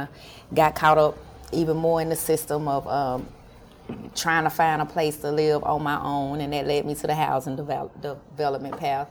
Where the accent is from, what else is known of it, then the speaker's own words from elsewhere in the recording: Chattanooga, Tennessee, United States; I'm from Chattanooga originally